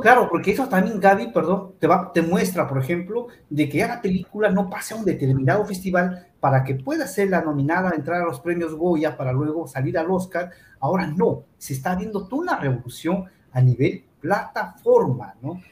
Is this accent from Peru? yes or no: yes; Peru; voy a cumplir 20 años ya en el mundo del cine acá en Perú